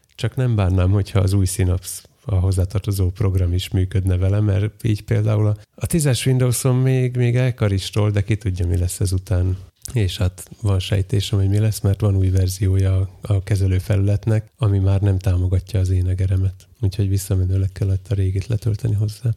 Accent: Western Hungary, Hungary; Én nyugati vagyok

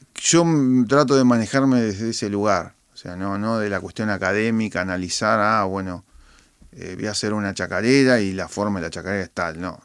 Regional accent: Argentina; also born or lived in Boston; mi esencia como, como, como argentino

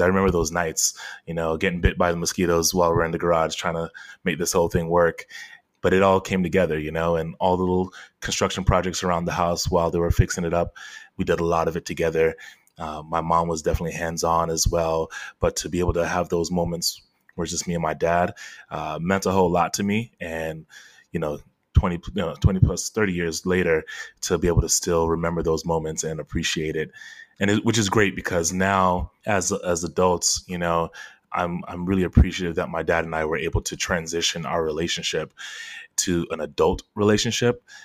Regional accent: Fort Lauderdale, Florida, United States; also born or lived in Queens, New York; I was born in Queens, New York, but raised in Fort Lauderdale

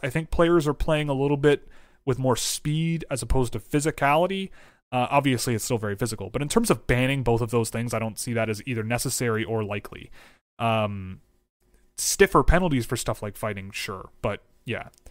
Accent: Canada; I'm from Canada

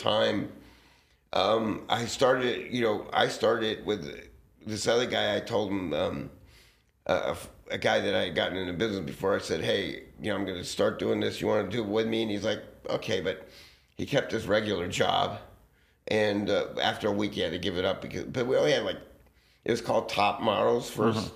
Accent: Los Angeles, California, United States; also born or lived in Santa Monica, California; I grew up right in this neighborhood by Fairfax and Sunset

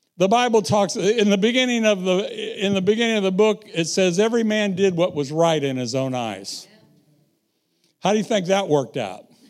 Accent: United States; moved away; I was raised around the Missouri River

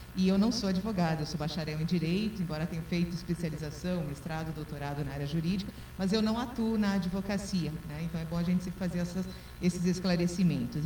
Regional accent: Campina da Lagoa, Paraná, Brazil; also born or lived in Diamante do Oeste; now in Cascavel, Brazil; eu sou natural de Campina da Lagoa, próximo daqui também

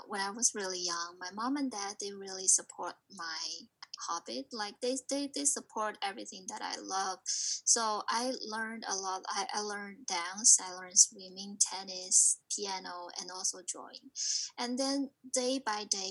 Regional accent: China; moved away as an adult; now in New Jersey, United States; I'm from China, and I came here 2015

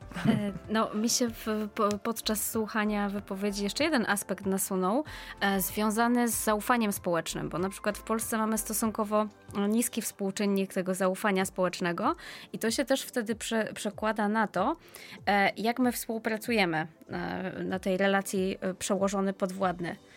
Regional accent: Poland; pochodzę z Polski

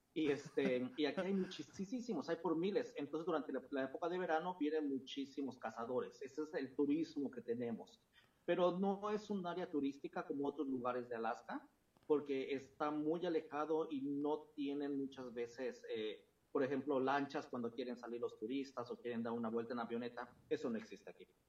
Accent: Mexico City, Mexico; moved away; la Ciudad de México, que fue donde yo nací y crecí

